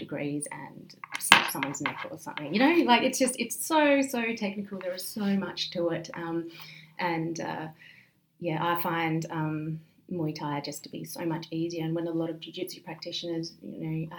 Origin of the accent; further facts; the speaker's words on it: Coober Pedy, South Australia, Australia; where I grew up in Coober-Pedy, there is a very high crime rate per capita